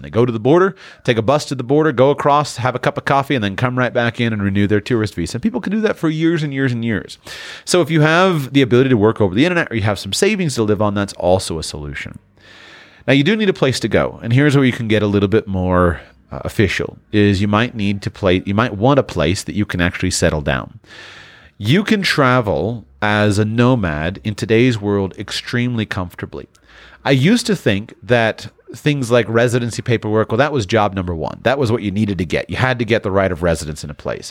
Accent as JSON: {"language": "English", "region": "South Florida", "country": "United States", "tie": "born or raised there", "said": "my hometown in, in, in South Florida"}